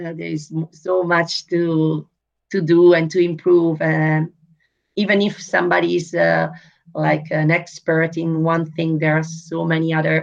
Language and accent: English; Italy; now in Netherlands; I was born in Italy.